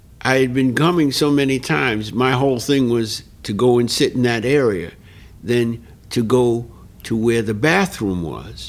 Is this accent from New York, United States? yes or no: yes; New York City, New York, United States; growing up in New York